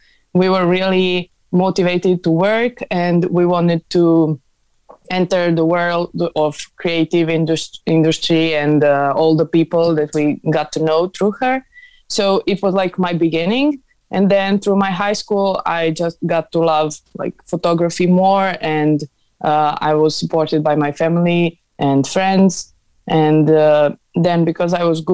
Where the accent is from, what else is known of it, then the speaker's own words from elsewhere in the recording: Belgrade, Serbia; I'm from Serbia, from Belgrade